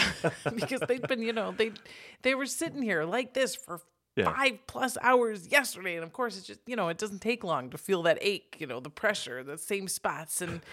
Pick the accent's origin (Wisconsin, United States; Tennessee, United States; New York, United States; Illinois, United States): Wisconsin, United States; Okay, we're from Wisconsin. We understand the concept.